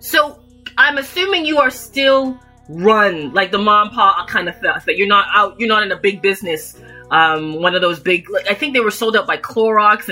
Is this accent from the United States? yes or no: no; Toronto, Ontario, Canada; I was born in Toronto, Canada.